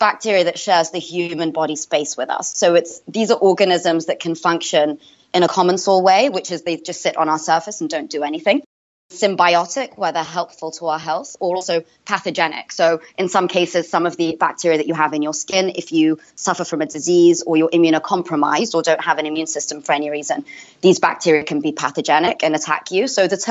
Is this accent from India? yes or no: no; London, United Kingdom; moved away as an adult; now in Boston, United States; I grew up in Northwest London. Well, it's actually quite close to Central London. But yeah, I went to school there and university.